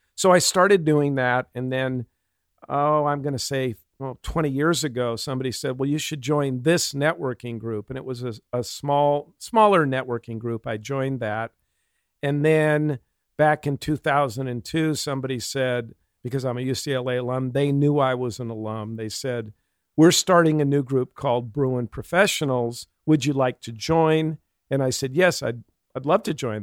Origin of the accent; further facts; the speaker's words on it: Pasadena, California, United States; I was born in Pasadena, grew up, went to a Catholic, uh, elementary school, Saint Elizabeth